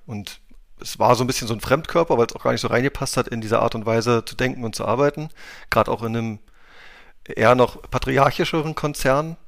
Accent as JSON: {"language": "German", "town": "Wittenberg", "region": "Saxony-Anhalt", "country": "Germany", "tie": "born or raised there", "also_born_or_lived": "Magdeburg", "said": "geboren in der Lutherstadt Wittenberg, wunderschön, mit unendlich Historie äh, und auch da in der Nähe aufgewachsen"}